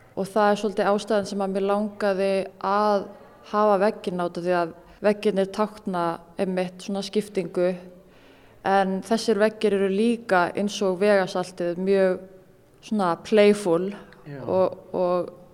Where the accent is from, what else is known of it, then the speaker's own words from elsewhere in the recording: Iceland; alast upp á Íslandi og í bregðoltinu